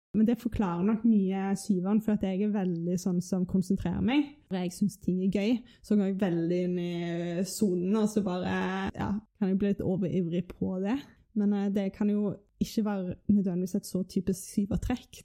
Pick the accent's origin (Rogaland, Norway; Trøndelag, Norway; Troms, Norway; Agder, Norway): Rogaland, Norway; Stavanger; Jeg kommer fra Stavanger. Jeg husker barndommen min som bare liksom fryd og gammen